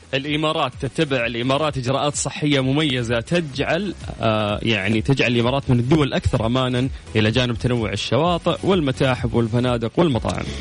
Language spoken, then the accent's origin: Arabic; Saudi Arabia; عندنا في السعوديه